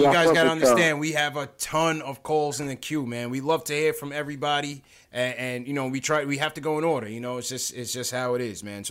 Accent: New York City, New York, United States; I was born in Brooklyn, man.

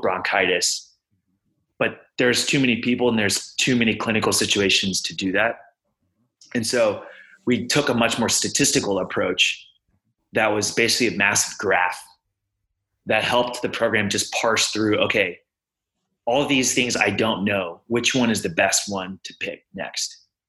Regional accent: Houston, Texas, United States; moved away as an adult; now in Boston, United States; I'm originally from Houston

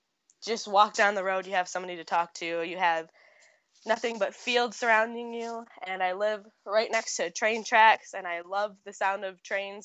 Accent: Ohio, United States; I am from a small farm town in Ohio.

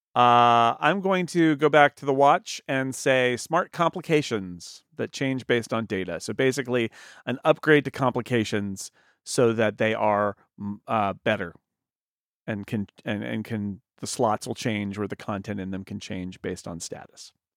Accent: California, United States; as a Californian

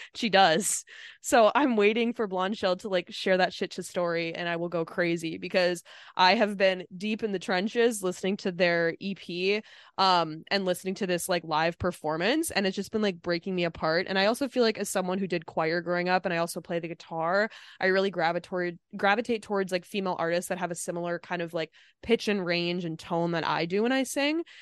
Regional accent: Minnesota, United States; moved away; my home state

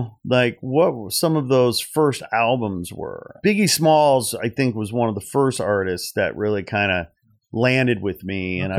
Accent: Portage, Indiana, United States; also born or lived in Gary; You know, Gary, Indiana, where I was born. Blacks lived in Gary, Indiana, and then all the white folks lived 10 miles east, so to speak, near the beach, Portage, where I grew up.

